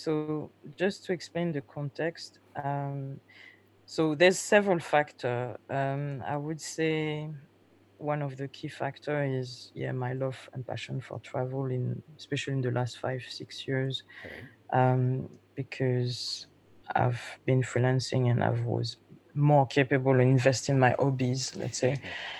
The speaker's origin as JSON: {"language": "English", "region": "London", "country": "United Kingdom", "said": "I'm a woman. I came from London."}